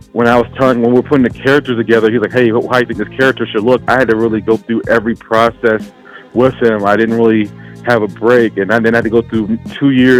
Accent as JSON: {"language": "English", "region": "Louisiana", "country": "United States", "also_born_or_lived": "Maryland", "moved": "yes", "lives_now": "Colorado, United States", "said": "I'm actually currently in Colorado, but I'm from Louisiana."}